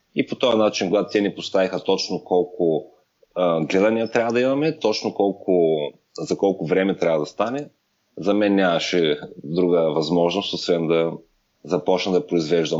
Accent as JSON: {"language": "Bulgarian", "town": "Ruse", "region": "Ruse Province", "country": "Bulgaria", "tie": "born or raised there", "moved": "yes", "lives_now": "Las Vegas, United States", "said": "родния ми град Русе"}